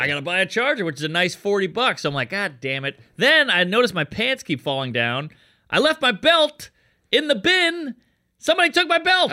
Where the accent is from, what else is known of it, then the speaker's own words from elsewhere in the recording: Louisiana, United States; moved away; I'm from Louisiana